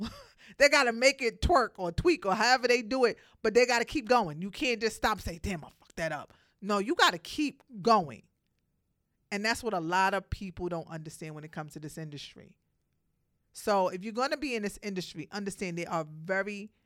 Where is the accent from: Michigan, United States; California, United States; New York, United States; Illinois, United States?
New York, United States; New York City; Brooklyn, I'm from Brooklyn